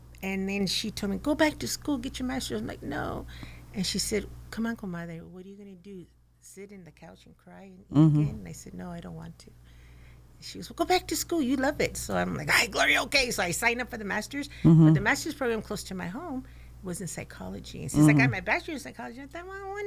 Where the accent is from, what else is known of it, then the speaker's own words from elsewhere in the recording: Oxnard, California, United States; I am local. I was raised in Oxnard. I was raised in, if you want to call it, the barrio in Colonia.